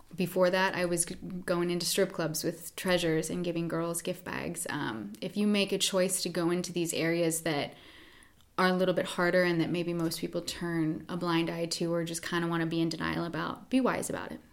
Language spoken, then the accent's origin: English; Pennsylvania, United States; also born or lived in New York City; now in California, United States; I grew up in Pennsylvania.